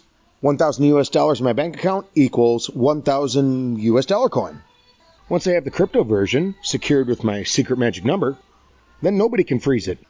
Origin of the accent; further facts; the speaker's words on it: United States; now in Vietnam; I'm an American living overseas in Vietnam